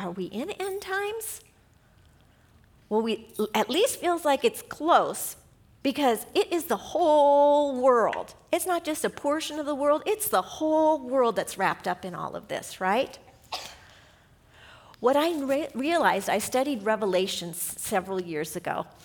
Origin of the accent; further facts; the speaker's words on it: Southern California, United States; we're from Southern California